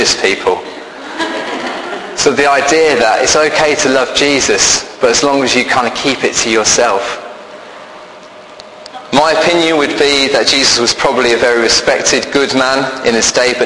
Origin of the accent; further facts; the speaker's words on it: Birmingham, West Midlands, United Kingdom; accent: Brummie; I'm from Birmingham, so I can do this in a Brummie voice.